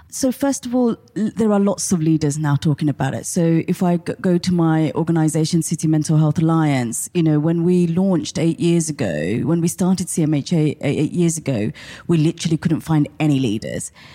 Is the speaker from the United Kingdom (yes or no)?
yes; Portsmouth, South East England, United Kingdom; I grew up in Portsmouth